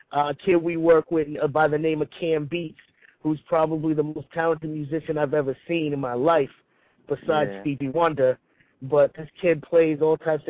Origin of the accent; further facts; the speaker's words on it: Mount Vernon, New York, United States; I'm from Mount Vernon, New York